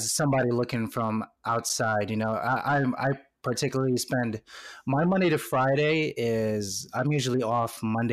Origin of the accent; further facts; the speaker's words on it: Philippines; now in United States; I was born right in the Philippines.